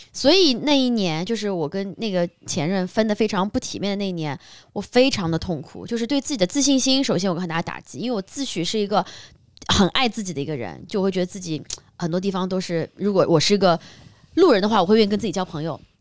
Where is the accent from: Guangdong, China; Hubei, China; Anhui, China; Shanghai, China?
Shanghai, China; 像我是在上海长大的